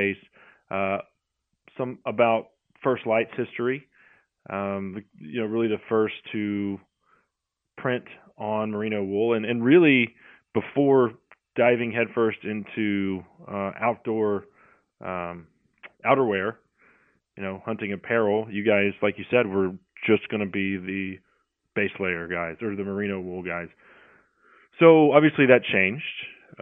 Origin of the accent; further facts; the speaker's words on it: Texas, United States; as a Texan, you know, I've been cold before